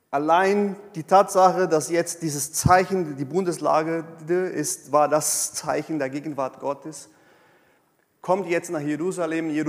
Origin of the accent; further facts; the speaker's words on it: South Region, Brazil; now in Germany; Nee. Ich bin aus Südbrasilien und ich bin auch so.